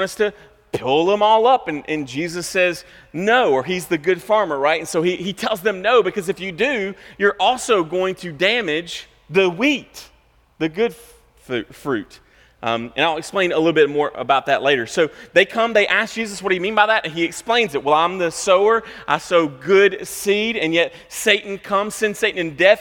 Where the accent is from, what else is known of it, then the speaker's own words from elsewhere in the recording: United States; as American Christians